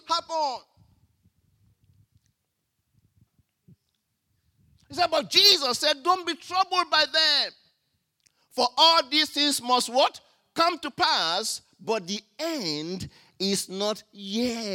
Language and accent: English; Nigeria; now in Australia; When we were growing up in Nigeria